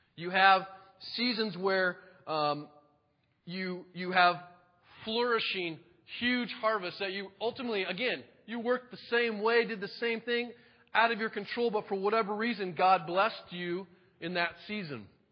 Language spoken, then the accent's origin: English; Monroe, United States; I grew up in Monroe